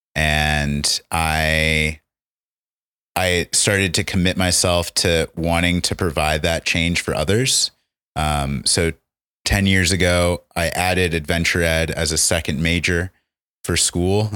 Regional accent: New Hampshire, United States; also born or lived in Ohio; now in Colorado, United States; I am, been living in Colorado for six years, but originally from the East Coast. Um, was in New Hampshire for the first bit of my life and then Ohio.

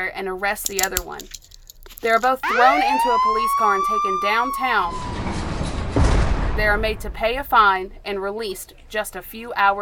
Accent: Athens, Tennessee, United States; we're from Athens, Tennessee. I was born and raised

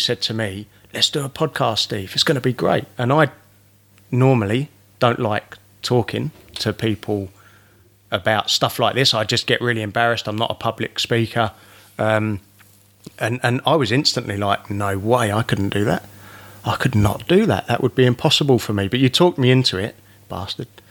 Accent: England, United Kingdom; now in Australia; I'm English

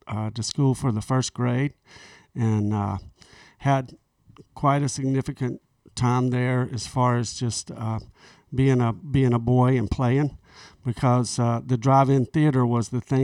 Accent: Montgomery, Alabama, United States; born there; I was born in Montgomery at Maxwell Air Force Base

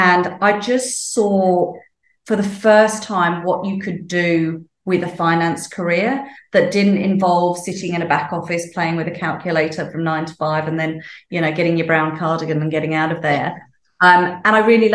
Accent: United Kingdom; moved away as an adult; now in Sydney, Australia; I grew up in the UK, in case people can't tell from my accent.

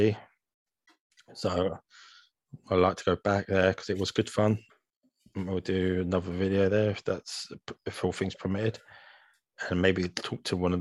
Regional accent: London, United Kingdom; we're all from London here

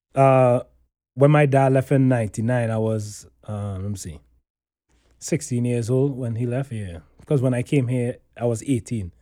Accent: Trinidad & Tobago; moved away; I grew up in Trinidad

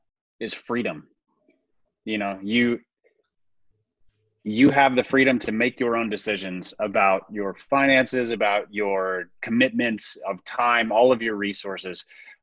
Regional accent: Minnesota, United States; And then lastly, as a Minnesotan, you will appreciate this.

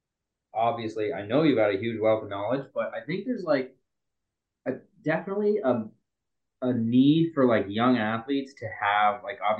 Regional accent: Canada; I'm the Canadian.

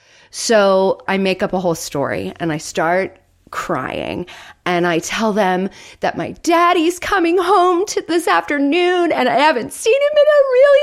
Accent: Florida, United States; a little bridge over a creek, because I grew up in Florida.

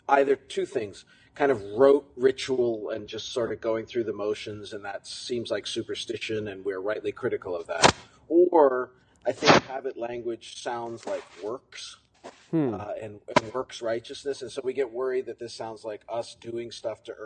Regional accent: Southwestern Ontario, Canada; now in United States; Southwestern Ontario in Canada, not far from Toronto.

